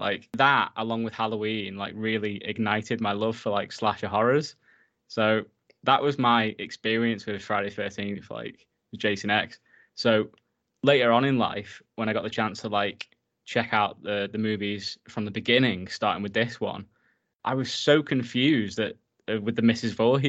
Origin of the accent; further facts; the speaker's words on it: North West England, United Kingdom; because I grew up like in the Lake District, like in a sort of similar setting, like hanging out by the lake, messing about